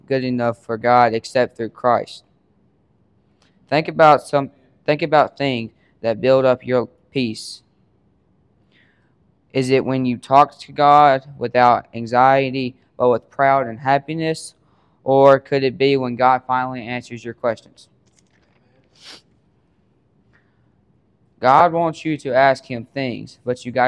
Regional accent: Water Valley, Mississippi, United States; I am from Water Valley, Mississippi.

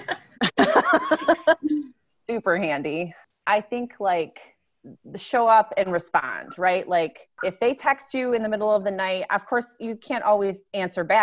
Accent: Midwest, United States; We're from the Midwest

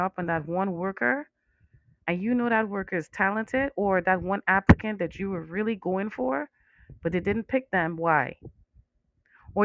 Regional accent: Trinidad & Tobago; now in United States; I'm from Trinidad

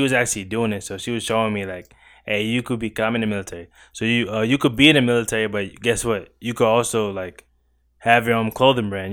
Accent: New York City, New York, United States; moved away as an adult; now in Virginia, United States; I'm from Crown Heights, Brooklyn, New York

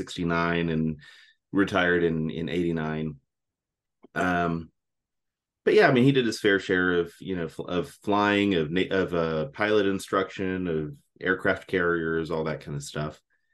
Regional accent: Texas, United States; accent: military accent; In fact, a lot of times when I tell people I'm from Texas, they say, "Well, you don't really have an accent." And I said, "Well, that's because I grew up with the military accent."

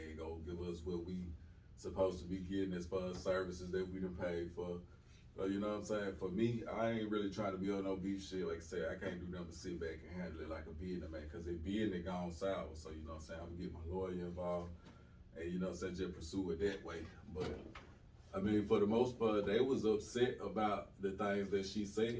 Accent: Sumter County, Alabama, United States; also born or lived in Tuscaloosa, Alabama; I'm from Alabama. Small town in Alabama, Sumter County, you know what I'm saying? Population of about 1,500 people

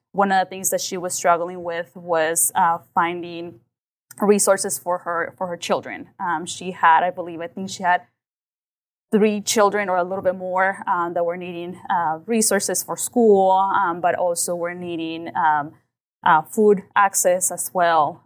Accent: Liberal, Kansas, United States; also born or lived in Mexico; I came specifically to Louisville, Kansas

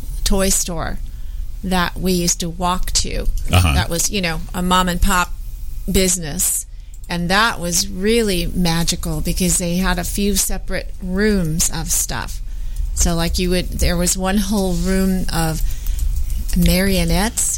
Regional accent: Pasadena, California, United States; I grew up in Pasadena, and we used to have Fedco

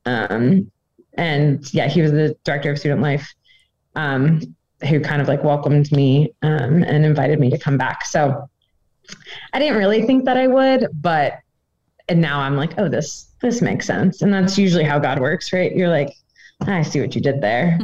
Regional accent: Northern Virginia, United States; moved away as an adult; now in Gaming, Austria; I'm from Northern Virginia

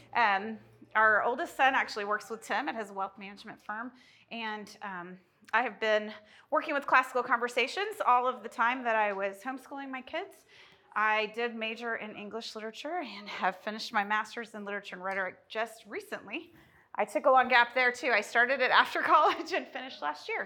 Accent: Oklahoma, United States; We're from Oklahoma

